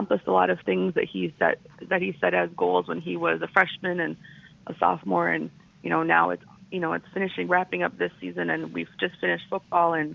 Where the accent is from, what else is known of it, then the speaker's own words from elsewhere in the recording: Hawaii, United States; I grew up in Hawaii, and so we always watched football together as a family